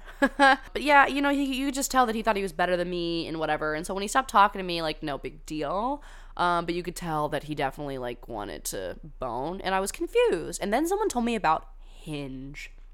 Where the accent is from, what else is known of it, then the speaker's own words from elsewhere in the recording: California, United States; I went to high school in California